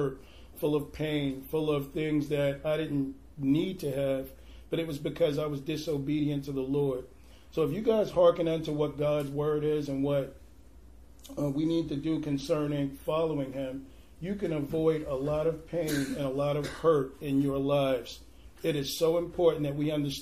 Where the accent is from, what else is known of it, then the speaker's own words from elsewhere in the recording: New York City, New York, United States; moved away as an adult; now in Portland, United States; I'm actually originally from Brooklyn, New York. I came to Portland about 10 years ago.